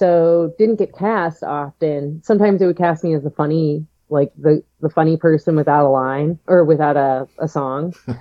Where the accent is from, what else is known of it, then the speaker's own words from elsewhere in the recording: Northeast Ohio, United States; moved away as an adult; also born or lived in New York; now in Cleveland, United States; I'm from the Northeast Ohio area